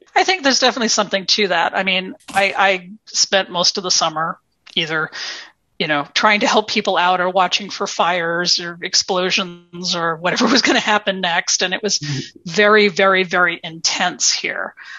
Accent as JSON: {"language": "English", "country": "United States", "lives_now": "Minneapolis, United States", "said": "as an American author"}